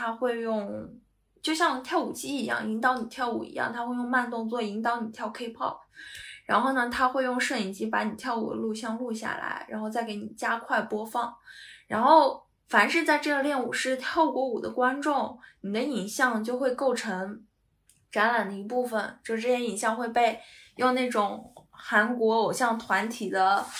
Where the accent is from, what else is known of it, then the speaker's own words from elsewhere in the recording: Northeast China, China; now in United Kingdom; 那那我们东北人也能歌善舞，嗯，我们东北人还能讲演小品呢。